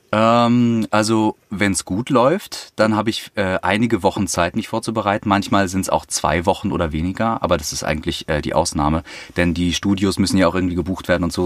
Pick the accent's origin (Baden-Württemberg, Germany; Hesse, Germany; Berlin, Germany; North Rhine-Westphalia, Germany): Berlin, Germany; ich komme aus Berlin